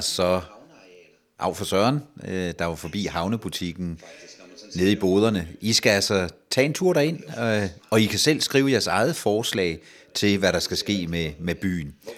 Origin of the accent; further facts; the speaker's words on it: Ribe, Southern Denmark, Denmark; moved away as an adult; now in Næstved, Denmark; jeg er barnefødt i Ribe